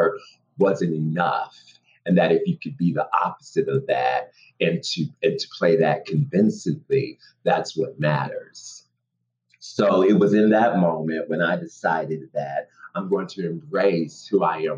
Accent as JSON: {"language": "English", "country": "United States", "said": "I'm an American actor who happens to be Black and gay."}